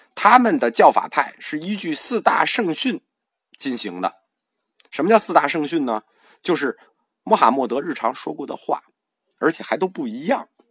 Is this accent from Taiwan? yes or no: no; China